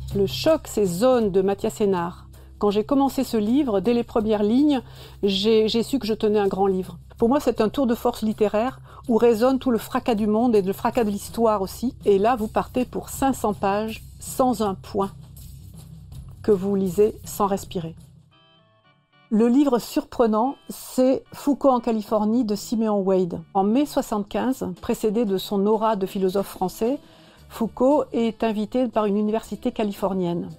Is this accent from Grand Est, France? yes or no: no; Brittany, France; also born or lived in Basque Country; now in Bayonne, France; Je suis bretonne